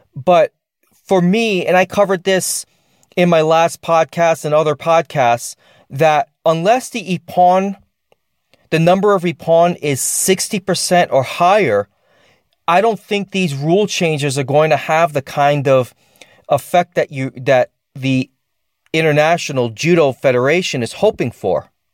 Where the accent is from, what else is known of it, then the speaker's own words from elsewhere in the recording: United States; I'm an American